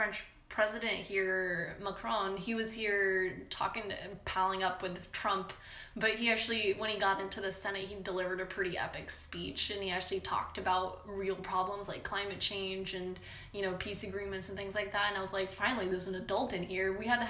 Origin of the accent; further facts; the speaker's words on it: Punjab, India; Yeah, like I'm from Punjab.